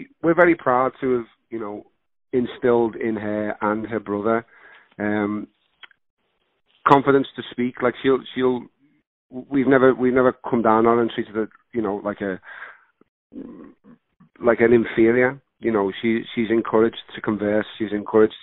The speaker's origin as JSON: {"language": "English", "town": "Liverpool", "region": "North West England", "country": "United Kingdom", "tie": "born or raised there", "accent": "Scouse", "moved": "yes", "lives_now": "California, United States", "said": "growing up in Liverpool, England, you know, if you've got this accent, you're going to play criminal or criminal's mate"}